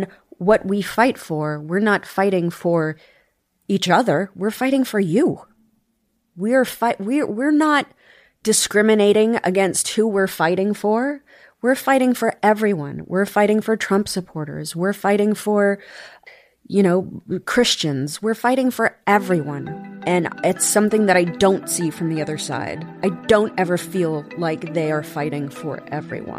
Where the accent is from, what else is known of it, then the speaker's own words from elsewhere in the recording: New York City, New York, United States; also born or lived in Bensonhurst, Brooklyn; I was born in Bensonhurst and then I lived in Staten Island. My parents had no money. They raised two kids on no money